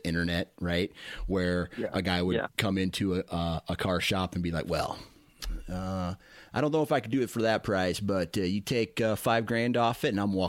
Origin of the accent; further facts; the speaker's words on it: Mount Pleasant, Iowa, United States; I grew up in Mount Pleasant